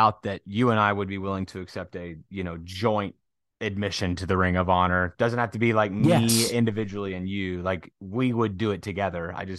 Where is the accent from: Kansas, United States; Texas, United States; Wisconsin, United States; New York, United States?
Kansas, United States; Wichita; I grew up in Wichita